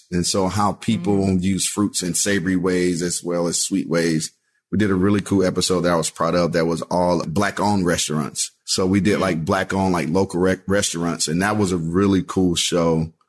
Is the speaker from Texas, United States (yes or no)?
yes; Texas, United States; because I have so many memories growing up in Texas, like going to Austin for everything.